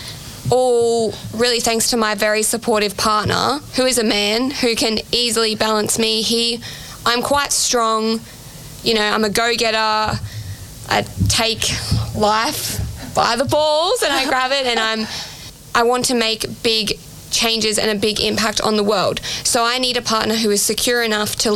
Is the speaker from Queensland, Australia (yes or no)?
yes; Cairns, Queensland, Australia; now in Mount Sheridan, Australia; I grew up in Redlinch from when I was 13 to 17 and I graduated school.